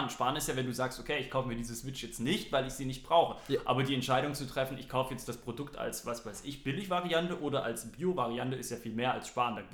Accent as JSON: {"language": "German", "region": "East Germany", "country": "Germany", "said": "Hm, also ich komme ja eher aus dem Osten"}